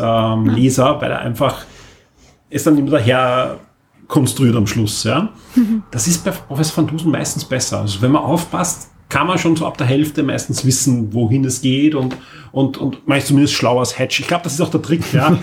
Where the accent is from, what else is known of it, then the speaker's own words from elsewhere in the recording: Austria; Ich bin nämlich klarerweise in, in Österreich aufgewachsen